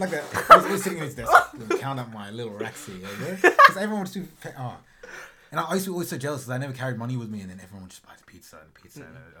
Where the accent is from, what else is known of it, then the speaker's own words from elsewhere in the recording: Australia; we're Australian like teenagers